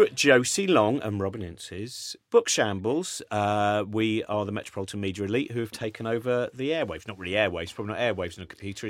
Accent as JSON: {"language": "English", "country": "Canada", "said": "And I know it's a long shot. I'm a Canadian. There is no Canadian astronaut program."}